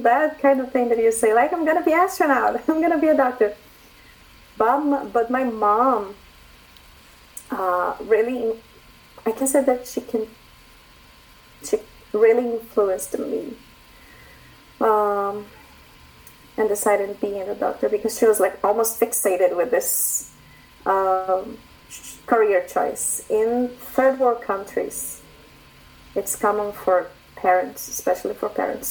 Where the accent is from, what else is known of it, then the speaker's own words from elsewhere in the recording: Brazil; moved away as an adult; now in Canada; I'm a doctor from Brazil, and I moved to Canada since 2015.